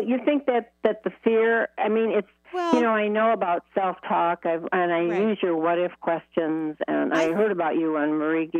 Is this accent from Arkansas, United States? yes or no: no; Michigan, United States; moved away as an adult; I moved here 3 years ago when I was 74, and I came from Michigan, so it was cold there, but this is a level up.